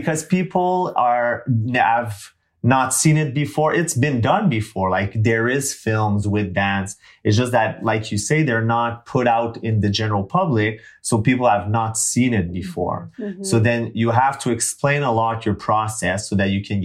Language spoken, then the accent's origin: English; Ottawa, Ontario, Canada; first language French; English is a second language; moved away as an adult; now in Vancouver, Canada; I'm originally from Eastern Canada in Ottawa, Ontario